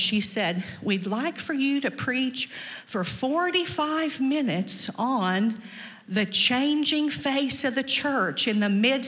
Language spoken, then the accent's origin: English; Missouri, United States; I was born in Missouri.